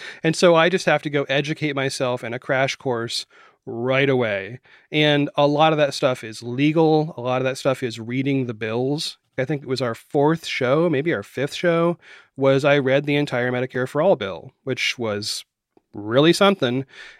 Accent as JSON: {"language": "English", "region": "Florida", "country": "United States", "tie": "born or raised there", "also_born_or_lived": "Maine / West Virginia", "said": "I was born in Maine. I lived all over the Northeast. We moved a lot when I was a child, and I ended up in Florida, and my family is from West Virginia."}